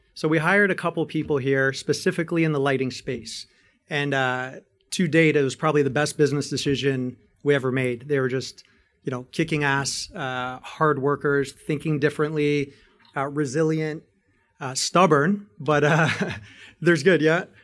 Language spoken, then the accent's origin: English; Canada; I'm a Greek, Canadian, and American citizen, born and raised in Canada